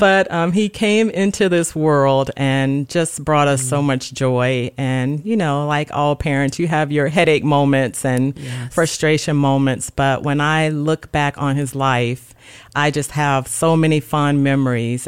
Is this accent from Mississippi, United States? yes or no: yes; Gulfport, Mississippi, United States; moved away as an adult; now in Dover, United States; I was born and raised in Gulfport, Mississippi.